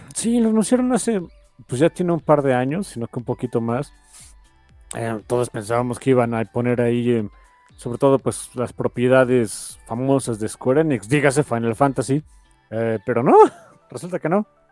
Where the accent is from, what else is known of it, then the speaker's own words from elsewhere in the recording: Mexico; somos un país pobre.